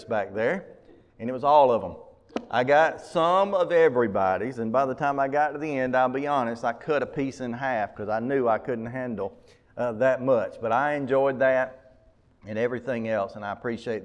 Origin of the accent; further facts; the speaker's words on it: Mumford, United States; I'm from Mumford